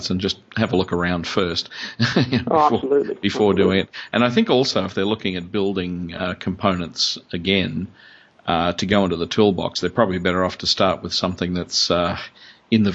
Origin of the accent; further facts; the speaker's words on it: Brisbane, Queensland, Australia; now in Melbourne, Australia; I grew up in Brisbane myself